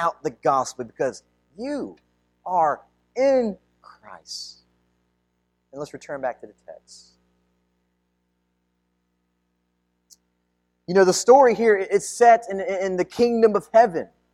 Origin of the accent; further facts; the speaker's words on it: United States; ethnically I'm Filipino, I was mostly raised here in the United States